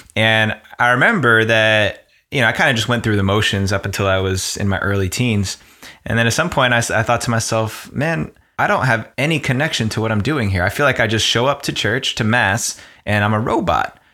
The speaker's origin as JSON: {"language": "English", "region": "New Jersey", "country": "United States", "tie": "born or raised there", "said": "I grew up in New Jersey, right outside of New York"}